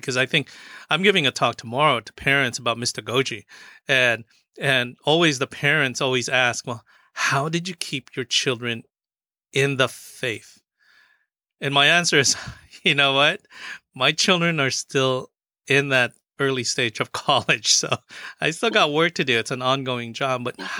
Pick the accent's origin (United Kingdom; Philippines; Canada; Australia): Philippines; And, you know, one of the things that I think I'm Filipino, and one of the commonalities of Filipinos and our Hispanic brothers and sisters is that we also came here as migrant workers.